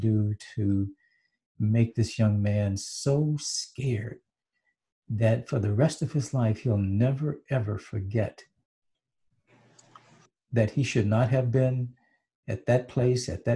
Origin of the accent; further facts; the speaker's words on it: Hattiesburg, Mississippi, United States; we're all from Mississippi. I'm from Hattiesburg.